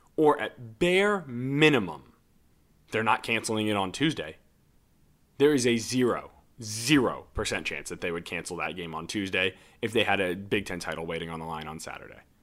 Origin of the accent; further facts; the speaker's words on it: Ann Arbor, Michigan, United States; I grew up in Ann Arbor